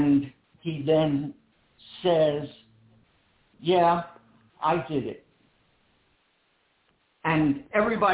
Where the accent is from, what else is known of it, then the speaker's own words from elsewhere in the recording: Philadelphia, Pennsylvania, United States; I'm born and raised in Philadelphia